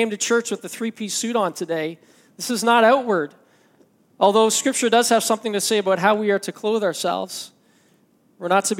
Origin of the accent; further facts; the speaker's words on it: Canada; I'm Canadian